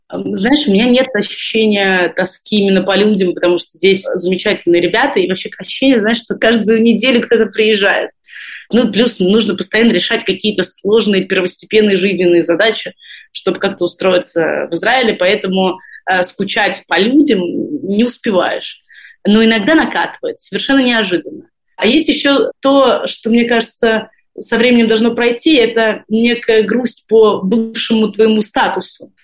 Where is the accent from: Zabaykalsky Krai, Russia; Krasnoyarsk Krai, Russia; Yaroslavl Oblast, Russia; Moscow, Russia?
Moscow, Russia; moved away as an adult; also born or lived in Saint Petersburg; now in Israel; я из э, Москвы, но последние 10 лет прожила в Петербурге